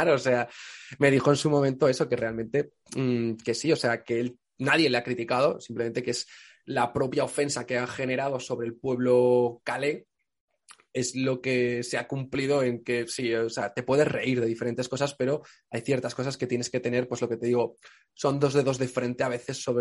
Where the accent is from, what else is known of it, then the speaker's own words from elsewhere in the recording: Extremadura, Spain; Pues yo soy de Extremadura, digo yo